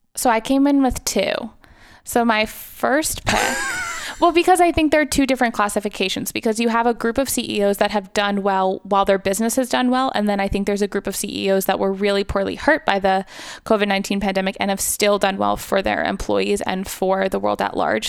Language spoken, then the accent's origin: English; New York, United States; growing up in New York